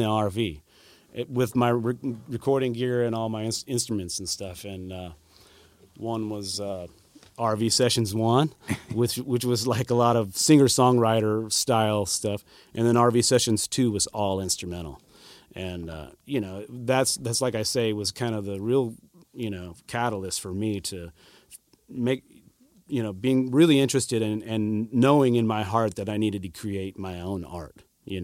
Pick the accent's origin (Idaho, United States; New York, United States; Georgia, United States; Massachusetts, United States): Idaho, United States; moved away; also born or lived in Nashville; I'm from the West originally, you know, from Idaho.